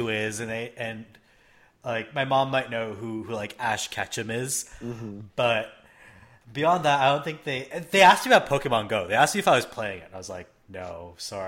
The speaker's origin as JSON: {"language": "English", "country": "Canada", "tie": "born or raised there", "said": "I grew up in Canada"}